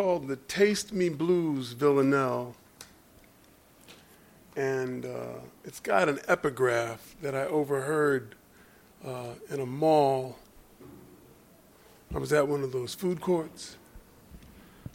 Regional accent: Philadelphia, Pennsylvania, United States; I grew up in Philadelphia

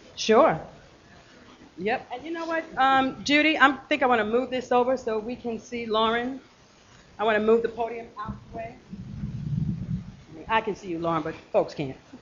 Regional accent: New York, United States; If I wasn't born and raised in New, in New York, I would probably have been born and raised in Baltimore

